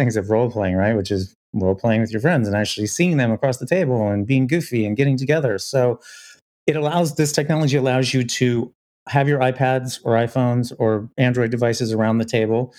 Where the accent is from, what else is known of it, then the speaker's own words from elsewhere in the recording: Illinois, United States; I was growing up in Illinois